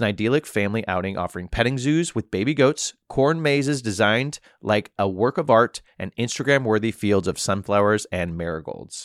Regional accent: Missouri, United States; also born or lived in New York; now in Florida, United States

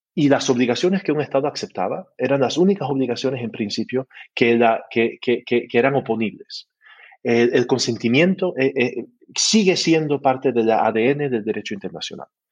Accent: Canada; Spanish is a second language; soy canadiense

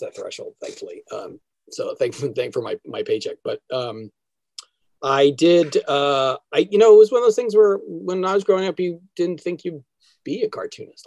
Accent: New Jersey, United States; also born or lived in New York; growing up in New Jersey, I think it was one of those things my with my family when they raised me

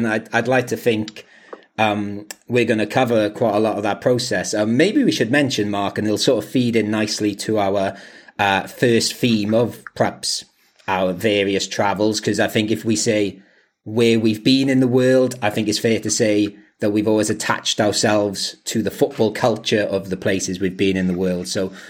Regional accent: Quakers Yard, Wales, United Kingdom; moved away as an adult; also born or lived in Swansea / Liverpool / Manchester; So we come from Merthyr Tydfil, so a little village in the Merthyr Valley called Quakers Yard.

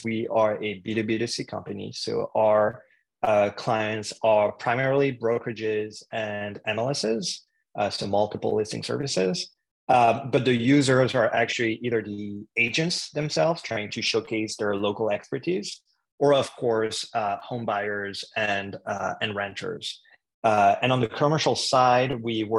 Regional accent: France; English is a second language; moved away as an adult; now in Canada; if you hear an accent, it's because I'm originally from France. I moved to Canada to study at McGill University

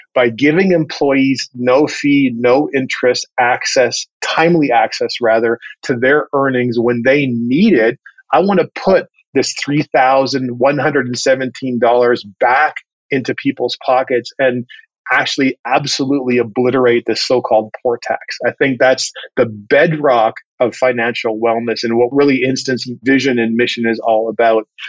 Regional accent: Vancouver, British Columbia, Canada; now in Atlanta, United States; I grew up in the Pacific Northwest in and around Vancouver, Canada.

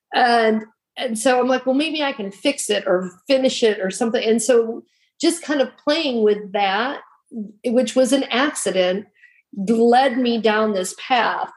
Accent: Michigan, United States; now in North Carolina, United States; I'm originally from Michigan

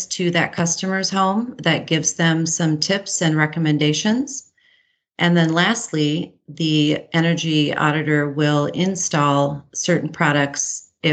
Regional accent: Upper Peninsula of Michigan, United States; growing up in Michigan's beautiful Upper Peninsula

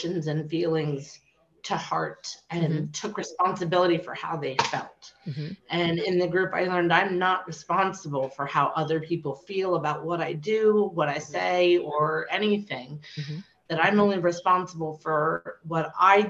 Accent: York, Pennsylvania, United States; I'm from York, Pennsylvania

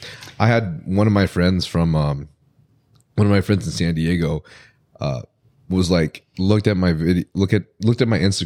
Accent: Philippines; which is really cool because I'm Filipino.

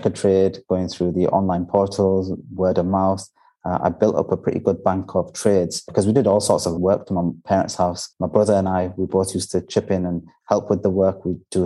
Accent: Bradford, Yorkshire and the Humber, United Kingdom; moved away as an adult; now in Dubai, United Arab Emirates; I'm from Bradford and because I'm very familiar with the area

